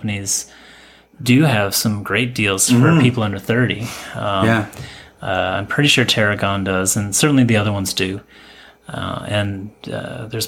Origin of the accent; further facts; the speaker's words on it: Michigan, United States; moved away as an adult; also born or lived in New York / Chicago / Vancouver; now in Toronto, Canada; I grew up in Michigan.